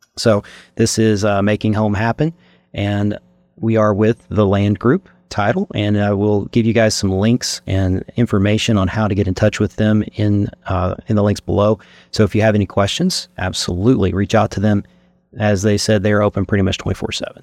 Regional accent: Eastern Kentucky, United States; being born and raised in Kentucky

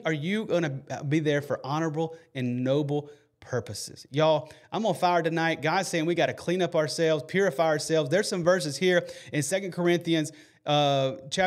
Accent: Alabama, United States; I'm from Alabama

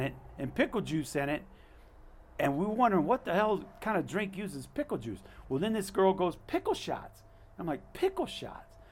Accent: Alaska, United States; I'm not a resident. I'm from Alaska.

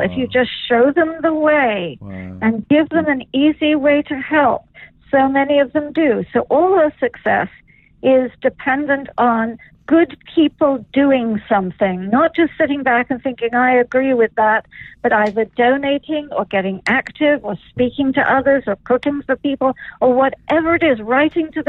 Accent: England, United Kingdom; I'm English, so fish and chips have been dear to me from childhood

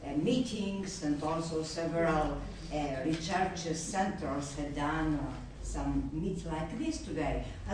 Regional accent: Greece; I'm from Greece

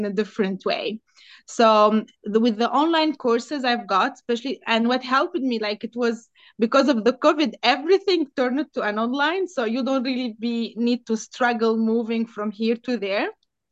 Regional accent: Tunis, Tunis Governorate, Tunisia; English is a second language; also born or lived in Lebanon / Dubai, United Arab Emirates; now in Bay Area, United States; I'm Tunisian. I'm from Tunis.

